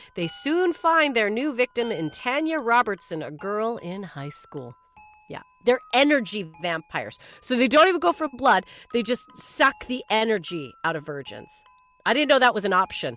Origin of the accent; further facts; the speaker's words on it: Canada; I'm from Canada